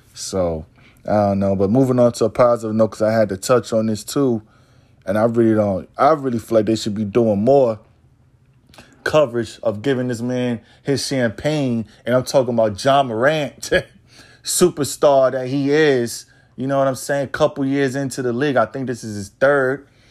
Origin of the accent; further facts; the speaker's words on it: New York, United States; born and raised in New York